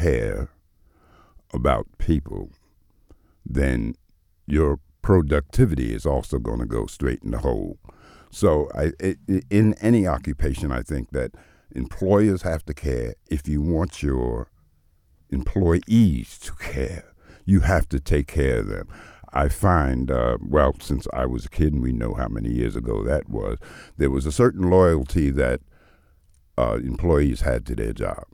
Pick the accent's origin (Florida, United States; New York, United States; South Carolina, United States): New York, United States; New York City; now in Saint John, Canada; I'm from New York City